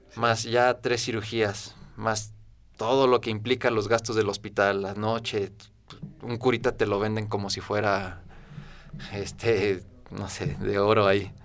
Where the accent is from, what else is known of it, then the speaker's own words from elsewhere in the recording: Guanajuato, Mexico; soy originario de Guanajuato